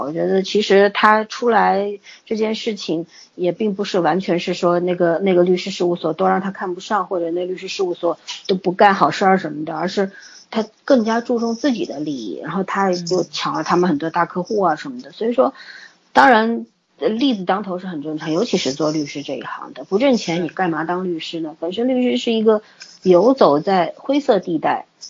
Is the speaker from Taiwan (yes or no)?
no; China; 包括我们中国人也是一样